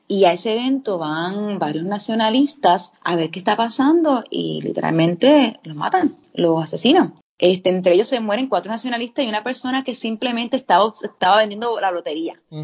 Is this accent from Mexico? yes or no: no; Ponce, Puerto Rico; moved away as an adult; also born or lived in Asia / Indonesia; yo soy ponceña, aunque estuve más de 10 años trabajando fuera, más que todo en Asia